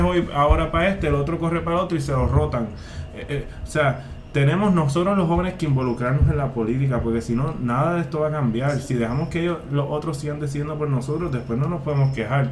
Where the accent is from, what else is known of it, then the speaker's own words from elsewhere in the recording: Puerto Rico; tenemos la dicha de que nos criamos en el Puerto Rico